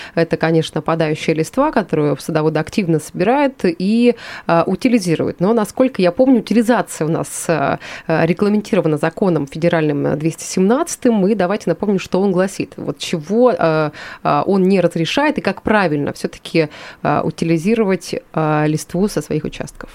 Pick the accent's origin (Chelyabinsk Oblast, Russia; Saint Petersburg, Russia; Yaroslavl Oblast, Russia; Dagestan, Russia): Chelyabinsk Oblast, Russia; Yuzhnouralsk; я сама родом из Южноуральска